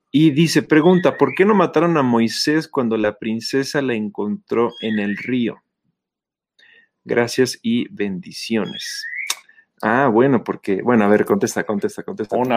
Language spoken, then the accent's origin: Spanish; Calacoaya, State of Mexico, Mexico; born there; Hermano Rosita, yo nací en Calacuaya.